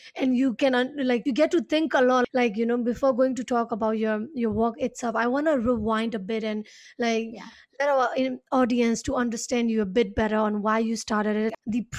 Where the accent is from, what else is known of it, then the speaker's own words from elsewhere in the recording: Myanmar; And because I grew up outside Nepal, right? Even though we both are Nepali, you grew up in Nepal and I grew up in Myanmar.